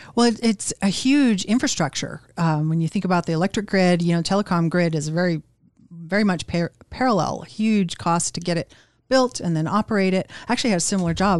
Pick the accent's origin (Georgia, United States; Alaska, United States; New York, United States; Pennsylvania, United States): Alaska, United States; Anchorage; I was born in Elmendorf